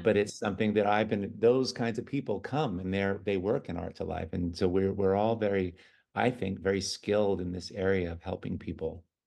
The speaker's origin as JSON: {"language": "English", "town": "San Francisco", "region": "California", "country": "United States", "tie": "born or raised there", "said": "I was born in San Francisco"}